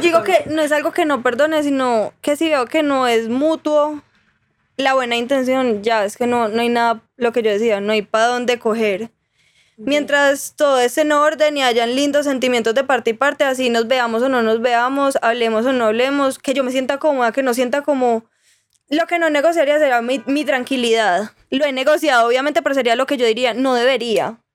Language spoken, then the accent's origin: Spanish; Armenia, Quindío, Colombia; moved away as an adult; now in Medellín, Colombia; yo soy de Armenia